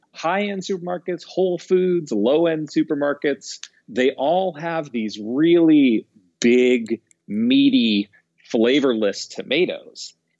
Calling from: Seattle, Washington, United States; I am calling from lovely, cloudy, misty, beautiful Seattle.

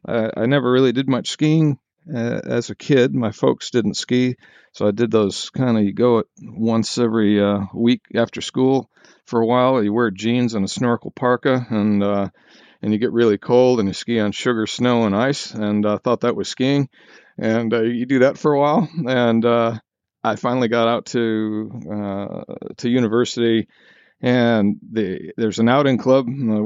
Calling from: Wanaka, Otago, New Zealand; I am in Wanaka, New Zealand.

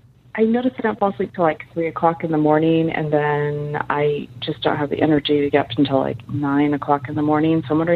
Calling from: San Francisco Bay Area, California, United States; also born or lived in Sacramento; I'm calling from San Francisco Bay Area.

